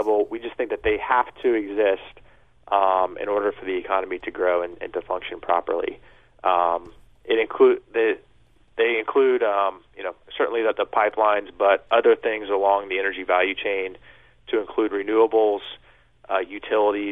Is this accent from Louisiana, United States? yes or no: no; Kansas City, Missouri, United States; moved away as an adult; also born or lived in New York; we're based in Kansas City, which is my hometown